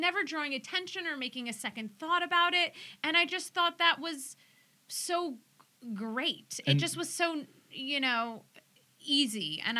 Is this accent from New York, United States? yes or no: no; Clifton, New Jersey, United States; I'm from Clifton.